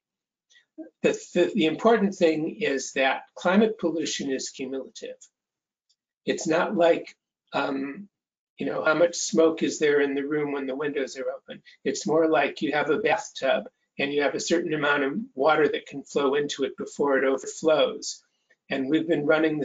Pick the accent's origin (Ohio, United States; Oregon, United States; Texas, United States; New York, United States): Ohio, United States; Cleveland; I grew up in Cleveland, Ohio